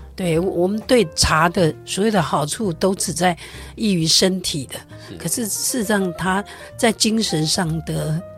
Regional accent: Taiwan; 我觉得这是一个很美好的台湾的文化，在我们那个年代。

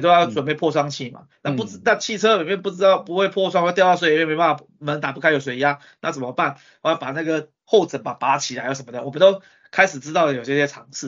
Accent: Taiwan; 我们台湾人民贡献给世界了

